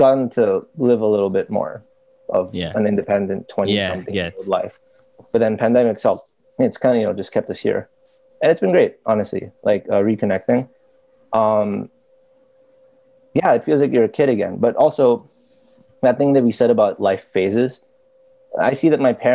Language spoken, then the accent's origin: English; Philippines; also born or lived in United States; I was born in the States. And stayed there till I was like 6. Uh-huh. Came over to the Philippines. Went to school.